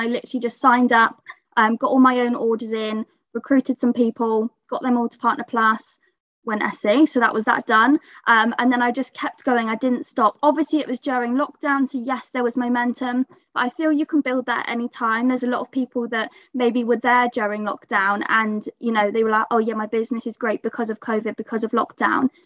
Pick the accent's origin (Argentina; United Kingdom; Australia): United Kingdom; Bath, South West England; I'm 23 from Bath.